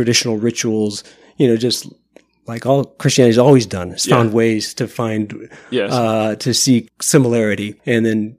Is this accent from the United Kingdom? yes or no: no; Omaha, Nebraska, United States; moved away; I went back to my hometown, Omaha